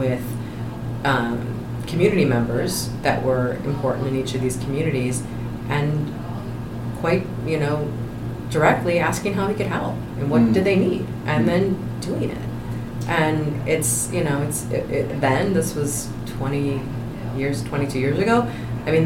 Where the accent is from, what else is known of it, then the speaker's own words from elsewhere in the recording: Michigan, United States; moved away as an adult; now in Boston, United States; I'm from Michigan.